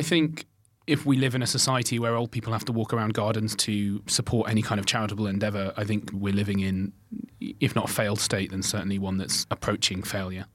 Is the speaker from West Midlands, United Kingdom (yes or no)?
yes; Birmingham, West Midlands, United Kingdom; I grew up in Birmingham